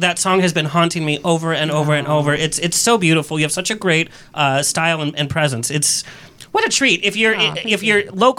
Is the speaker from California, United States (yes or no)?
yes; Orange County, California, United States; I'm an OC boy, too.